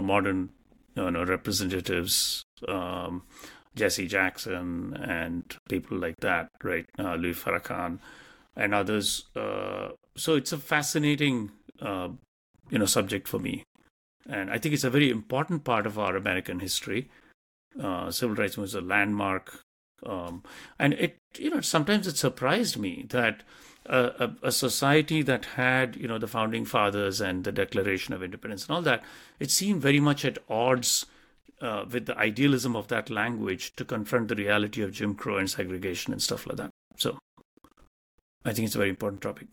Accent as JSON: {"language": "English", "country": "India", "tie": "born or raised there", "moved": "as an adult", "lives_now": "United States", "said": "I came from India and what we learnt about the U S in terms of history, uh, when we were growing up"}